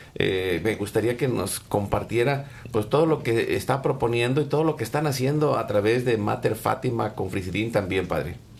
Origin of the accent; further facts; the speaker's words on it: Mexico; now in Dallas, United States; nosotros que nacimos en México